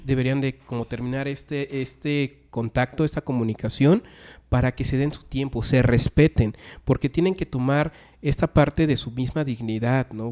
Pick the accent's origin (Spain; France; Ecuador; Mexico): Mexico; nuestra cultura como mexicanos